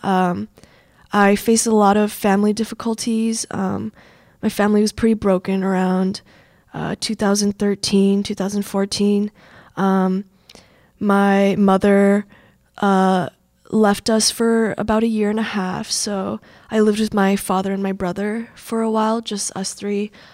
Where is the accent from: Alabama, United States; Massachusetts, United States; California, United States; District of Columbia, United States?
California, United States; San Jose; moved away as an adult; now in Minnesota, United States; I grew up in San Jose